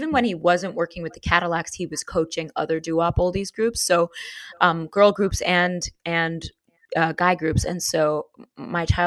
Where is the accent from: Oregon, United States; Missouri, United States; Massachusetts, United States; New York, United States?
New York, United States; New York City; I grew up in Manhattan. I grew up in Tribeca before it became Fancy Pants